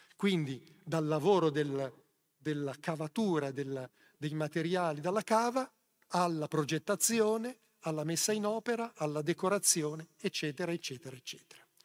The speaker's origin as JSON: {"language": "Italian", "town": "Genoa", "region": "Liguria", "country": "Italy", "said": "Sono genovese."}